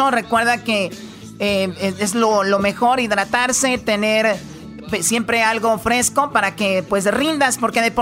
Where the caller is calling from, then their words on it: Denver, Colorado, United States; De Denver, Colorado.